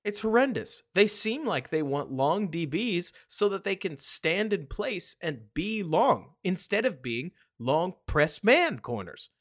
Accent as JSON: {"language": "English", "town": "Dallas", "region": "Texas", "country": "United States", "tie": "born or raised there", "said": "I grew up in Dallas, Texas"}